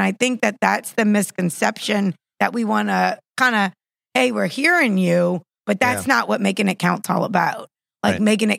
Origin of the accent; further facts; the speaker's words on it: West Bank, Palestine; I'm from the West Bank.